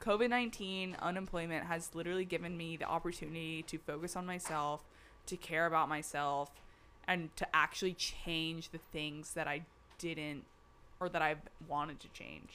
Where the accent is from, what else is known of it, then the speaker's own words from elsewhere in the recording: the South, United States; moved away; I'm from the South